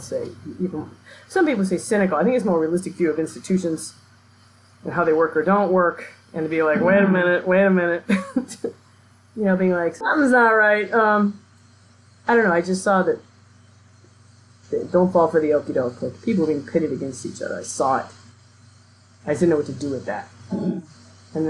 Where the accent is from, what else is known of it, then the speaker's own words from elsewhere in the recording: Milwaukee, Wisconsin, United States; moved away; I grew up in Milwaukee, which is the most segregated city in the country.